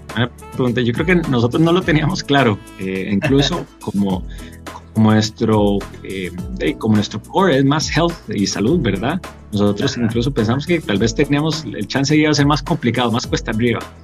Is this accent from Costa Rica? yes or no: yes; Costa Rica